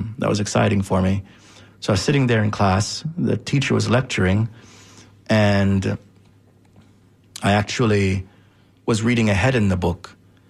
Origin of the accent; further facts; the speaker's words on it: Jamaica; was of course as a Jamaican, knew, was familiar with the Rastafarian movement.